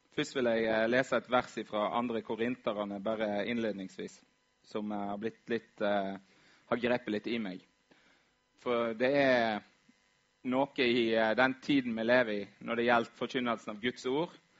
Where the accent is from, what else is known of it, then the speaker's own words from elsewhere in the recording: Vaksdal, Vestland, Norway; moved away; Var hjemme i Vaksdal